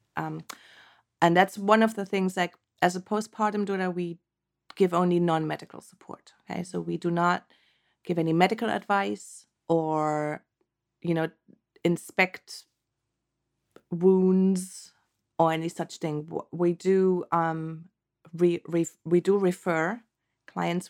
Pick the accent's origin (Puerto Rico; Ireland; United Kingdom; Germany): Germany; moved away as an adult; now in Santa Cruz Mountains, United States; originally, I'm from Germany, born and raised, and I came to the States in two thousand and seven